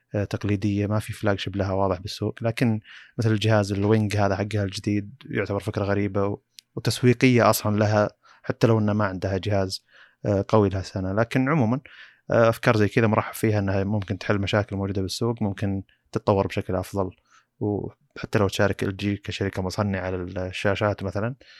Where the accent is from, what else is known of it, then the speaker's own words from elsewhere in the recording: Saudi Arabia; عندنا في السعوديه